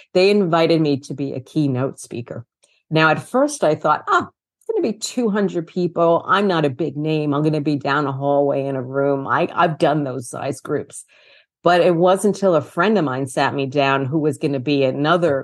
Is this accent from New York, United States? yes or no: yes; New York City, New York, United States; also born or lived in Brooklyn; I am from New York City, born in Brooklyn, raised in Queens, lifetime New Yorker